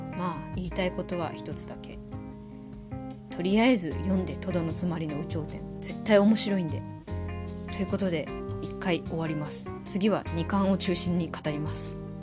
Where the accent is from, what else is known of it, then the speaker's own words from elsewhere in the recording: Tohoku, Japan; accent: Tohoku accent (訛り); 生まれも育ちも東北人です。口下手、鉛もありますので